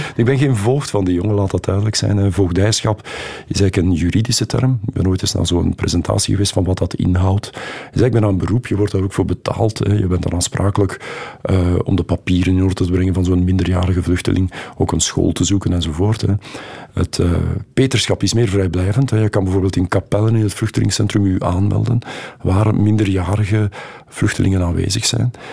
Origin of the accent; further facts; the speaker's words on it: Flanders, Belgium; wie wij als Vlaming zijn